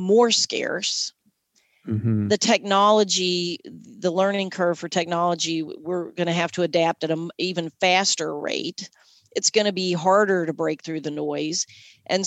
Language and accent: English; Southern Kentucky, United States; I'm from Southern Kentucky